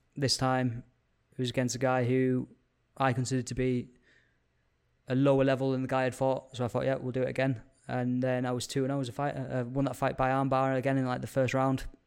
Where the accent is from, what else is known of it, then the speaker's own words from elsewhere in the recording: Carlisle, North West England, United Kingdom; moved away as an adult; originally from Card Isle. I spent the first eighteen years of my life up there.